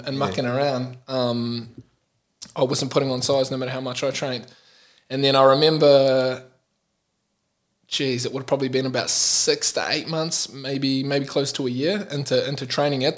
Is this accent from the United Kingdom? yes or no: no; New Zealand; now in Melbourne, Australia; So yeah, that's where I'm from. I'm from the south.